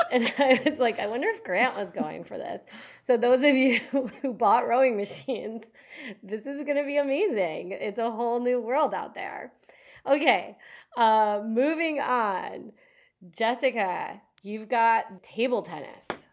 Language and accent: English; Au Sable River, Michigan, United States; I grew up canoeing on the Osaba River in Michigan